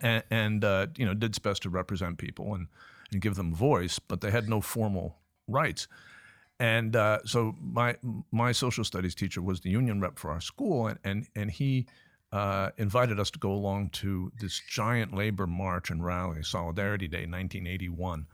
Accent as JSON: {"language": "English", "town": "Richmond", "region": "Virginia", "country": "United States", "tie": "born or raised there", "also_born_or_lived": "Cambridge, Massachusetts", "moved": "yes", "lives_now": "Newcastle, United Kingdom", "said": "I was born in Cambridge, Massachusetts, but I grew up in the sense of g-, going to high school and that sort of thing in, in Richmond, Virginia"}